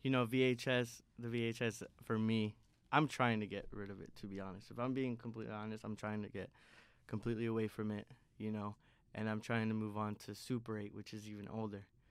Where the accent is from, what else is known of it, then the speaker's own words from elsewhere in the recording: Indiana, United States; moved away as an adult; now in Chicago, United States; Indiana has always, is part of my identity. I'm an Indianimal.